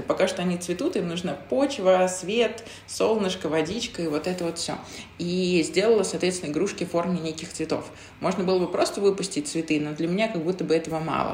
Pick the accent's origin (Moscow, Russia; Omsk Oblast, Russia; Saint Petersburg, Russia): Moscow, Russia; Zelenograd; also born or lived in Krasnaya Polyana; я маленькая девочка из Зеленограда, из России